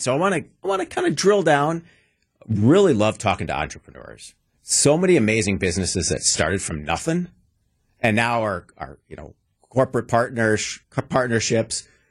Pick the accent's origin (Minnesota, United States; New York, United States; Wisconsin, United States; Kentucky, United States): Wisconsin, United States; Wauwatosa; also born or lived in Milwaukee, Wisconsin; Grew up in beautiful tree-lined Wauwatosa.